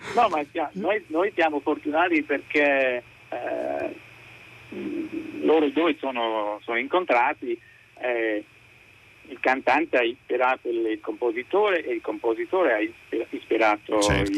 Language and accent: Italian; England, United Kingdom; Italian is a second language; io sono inglese